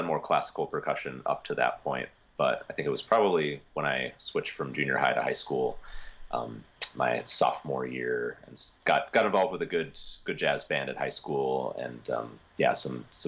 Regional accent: Spokane, Washington, United States; moved away as an adult; I am originally from Spokane, Washington

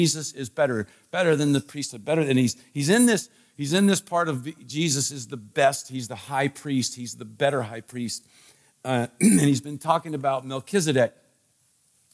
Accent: Washington, District of Columbia, United States; I was a kid, growing up in the Washington, D.C. area

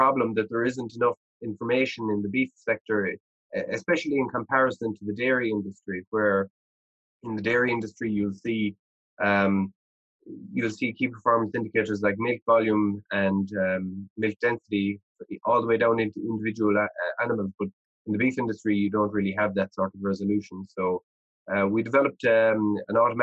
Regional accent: Ireland; moved away as an adult; now in Canada; I grew up in Ireland and I knew every farmer in our region

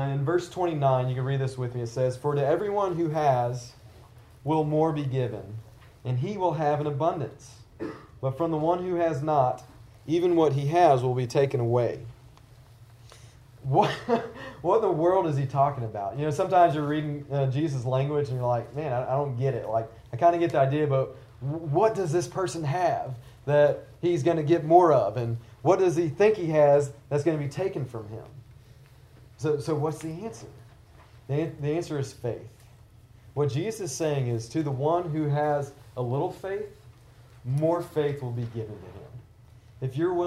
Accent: the South, United States; I'm from the South

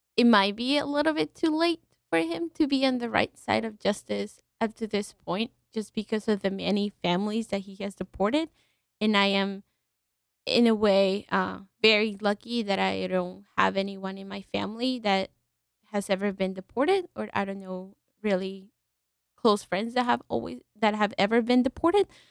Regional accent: Mexico; now in New Haven, United States; we are not Italian. We are from Mexico

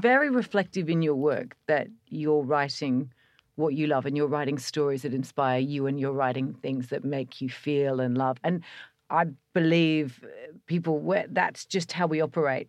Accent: Australia; being Australian

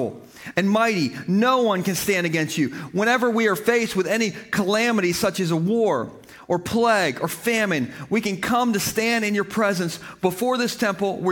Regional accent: Gumboro, Delaware, United States; I am from Gumboro

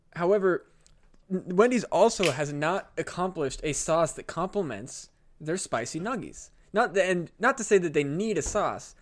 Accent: Burlington, Iowa, United States; going to the music festival in Burlington

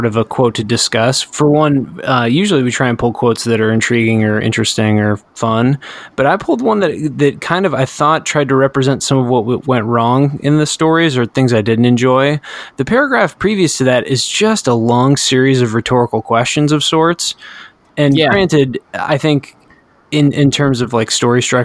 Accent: United States; I'm an American

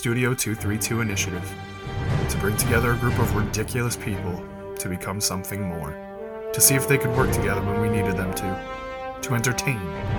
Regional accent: Jersey Shore, New Jersey, United States; when people ask where we're from, I generally just say the Jersey Shore.

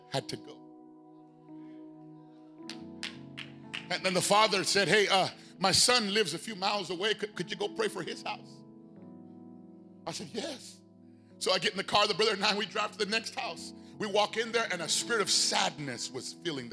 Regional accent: Phoenix, Arizona, United States; I'm from South Phoenix. And we don't back down from anything.

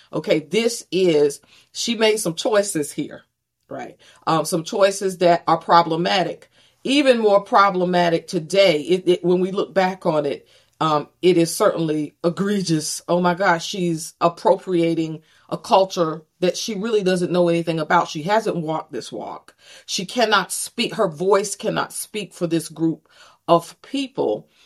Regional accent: Greenville, North Carolina, United States; also born or lived in Texas; grew up in, in, in Greenville, North Carolina

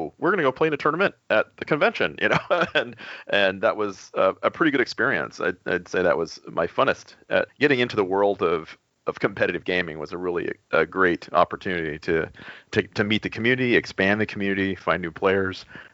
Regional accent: Texas, United States; I'm from Texas

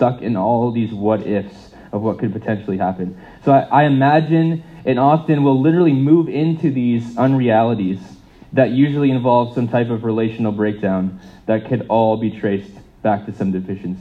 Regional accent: United States; moved away; as an American

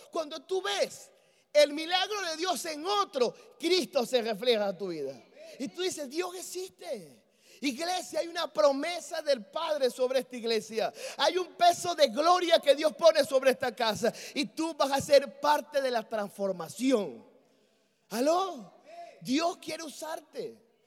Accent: Venezuela

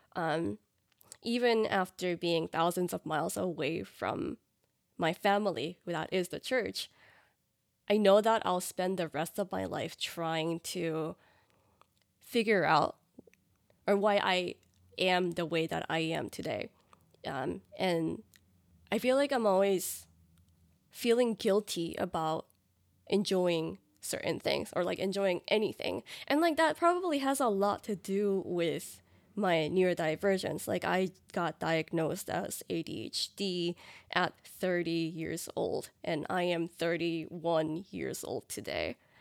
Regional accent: New Jersey, United States; moved away as an adult; also born or lived in New York City; now in Dallas, United States; I am originally from the East Coast, specifically New Jersey, and my family's in New Jersey

